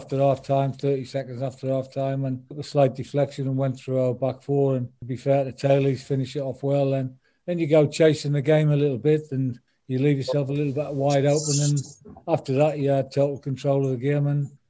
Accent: Sunderland, North East England, United Kingdom; moved away; Yeah, I'm from Sunderland. I'm a Sunderland fan. Always will be. That's where I was born and bred

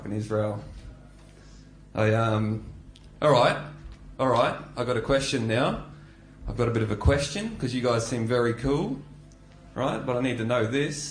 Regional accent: North Queensland, Australia; now in Melbourne, Australia; I am not from Melbourne, I am from Queensland. I grew up in North Queensland

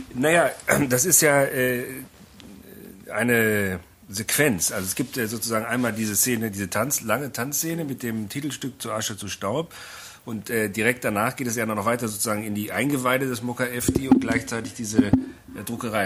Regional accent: Berlin, Germany; als Berliner

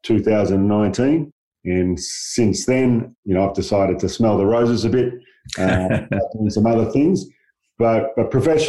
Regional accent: Perth, Western Australia, Australia; I grew up in Perth, really working kind of class background

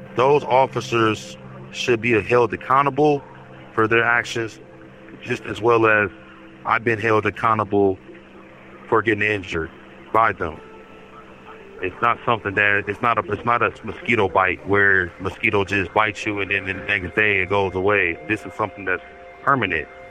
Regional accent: Milwaukee, Wisconsin, United States; moved away as an adult; also born or lived in Madison, Wisconsin; I'm from Milwaukee, Wisconsin. I moved to Madison 2017 to get out of the poverty situation that I was in.

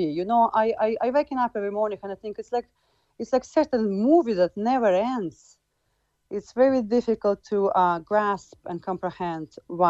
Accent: Rivne, Rivne Oblast, Ukraine; English is a second language; moved away as an adult; now in Cork, Ireland; We've lost our county back in Rivne, where in my hometown.

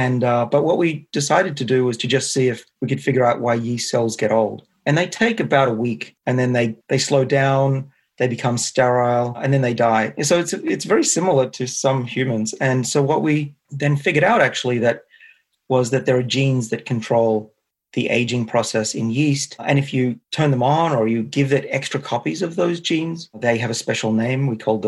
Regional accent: Australia; accent: Australian; now in United States; I can use my Australian accent with you guys.

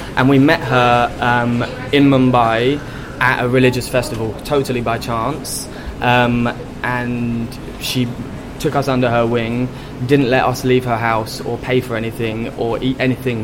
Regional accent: London, United Kingdom; I grew up in London, in North London

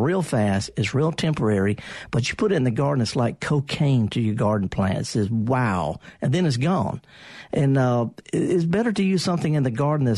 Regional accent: the South, United States; I'm from the South

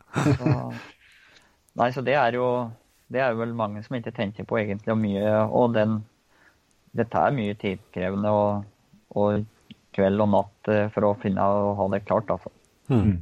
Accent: Engerdal, Innlandet, Norway; moved away as an adult; now in Koppang, Norway; jeg kommer jo fra Engerdal litt lenger øst her. Så vokste opp på gård borti

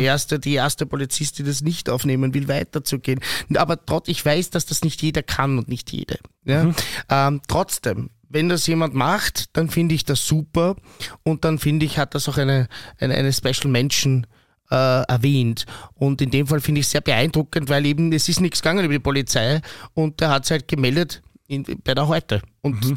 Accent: Austria; als Österreicher

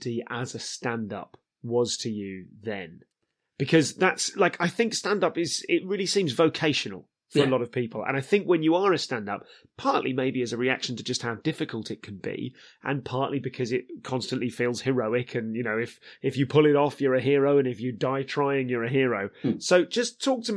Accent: Leamington Spa, West Midlands, United Kingdom; I'm from Leamington

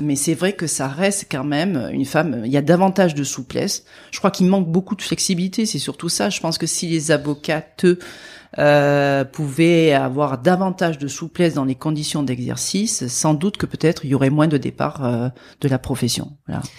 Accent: France; accent: accent chantant; mon petit accent chantant

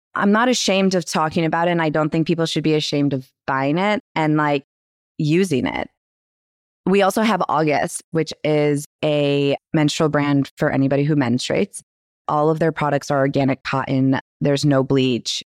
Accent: Michigan, United States; now in New York, United States; we are from Michigan in a small town in the middle of nowhere. I just grew up with her.

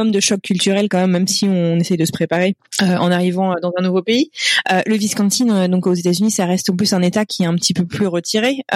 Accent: France; en tant que Français, on a, on, ah, bah j'adore mon pays

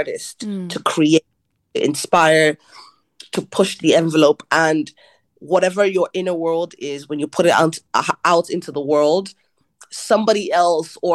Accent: Ireland; growing up in Ireland is that being a Nigerian Irish person

